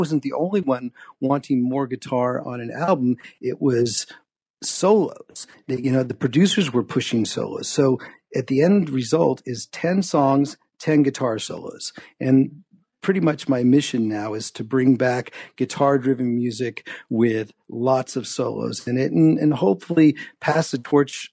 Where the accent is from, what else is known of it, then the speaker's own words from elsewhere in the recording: San Francisco Bay Area, California, United States; I grew up in the Bay Area of San Francisco